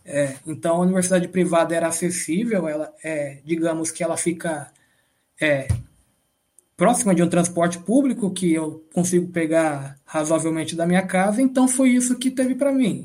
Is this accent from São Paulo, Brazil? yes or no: yes; São Paulo, Brazil; Eu estudei num colégio público aqui de São Paulo